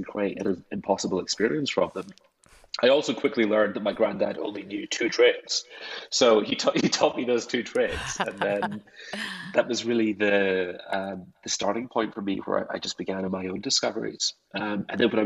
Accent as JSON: {"language": "English", "region": "Scotland", "country": "United Kingdom", "tie": "born or raised there", "said": "growing up in Scotland, a place where myth and mystery is so much of its identity. And I grew up in those landscapes"}